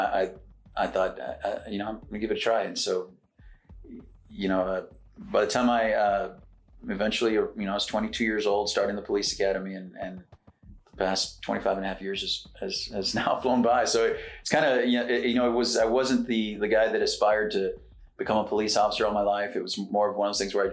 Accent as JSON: {"language": "English", "town": "Floresville", "region": "Texas", "country": "United States", "tie": "born or raised there", "also_born_or_lived": "San Antonio, Texas / Dallas, Texas / Plano, Texas", "moved": "as an adult", "said": "I grew up in South Texas. My parents are farmers, hay farmers"}